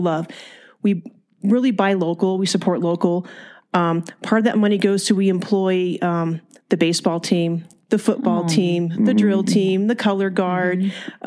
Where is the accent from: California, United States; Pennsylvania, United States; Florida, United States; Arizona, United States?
California, United States; Fillmore; moved away as an adult; now in Bishop, United States; I am originally from Ventura County. It's a small farming community, a little town called Fillmore.